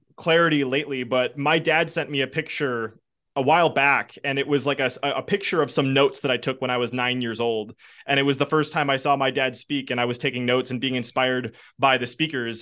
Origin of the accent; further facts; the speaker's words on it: Wisconsin, United States; I'm from Wisconsin